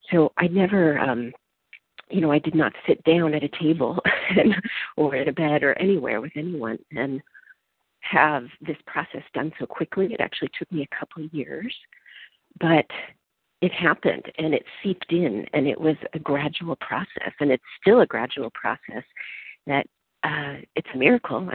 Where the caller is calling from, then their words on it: California, United States; I'm calling in from California.